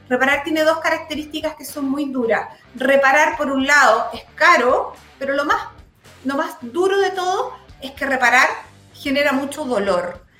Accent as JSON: {"language": "Spanish", "region": "Los Lagos", "country": "Chile", "moved": "yes", "lives_now": "Santiago, Chile", "said": "yo vengo de la zona"}